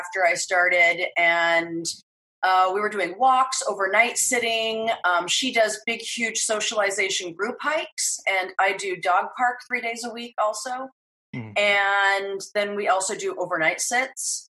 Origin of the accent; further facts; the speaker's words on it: Idaho, United States; also born or lived in San Francisco; now in Los Angeles, United States; I grew up in Idaho, and my life started with horses.